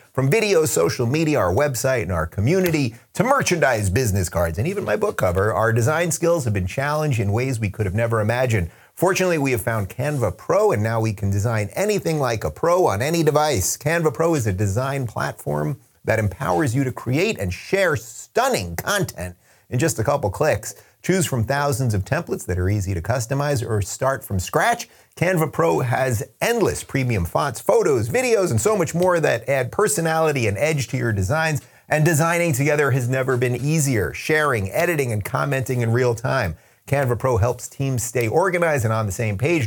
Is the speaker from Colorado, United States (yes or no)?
no; Long Island, New York, United States; accent: Long Island; moved away; my Long Island accent